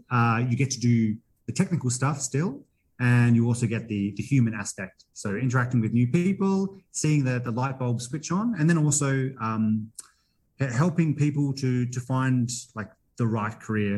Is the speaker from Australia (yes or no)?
yes; Perth, Western Australia, Australia; moved away as an adult; also born or lived in Canberra, Australia; now in Gympie, Australia; I grew up in Perth